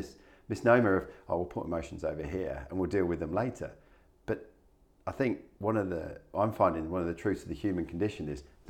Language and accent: English; England, United Kingdom; moved away; I come from England